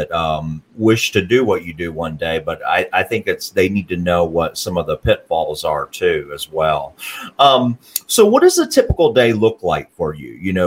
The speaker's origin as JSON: {"language": "English", "area": "Morgan County area", "region": "Tennessee", "country": "United States", "tie": "born or raised there", "said": "we grew up in the similar areas"}